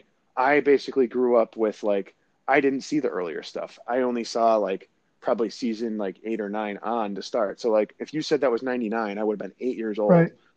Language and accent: English; the North, Northern United States, United States; as a Northerner